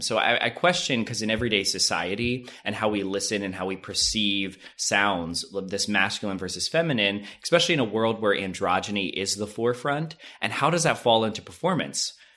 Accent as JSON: {"language": "English", "area": "Lancaster County", "region": "Pennsylvania", "country": "United States", "tie": "born or raised there", "moved": "yes", "lives_now": "Los Angeles, United States", "said": "I'm from Amishtown, Pennsylvania. So I think growing up in that area, it was very Republican"}